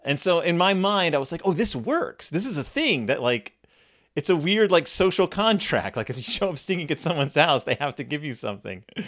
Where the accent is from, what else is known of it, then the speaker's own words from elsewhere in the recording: Texas, United States; I grew up in Texas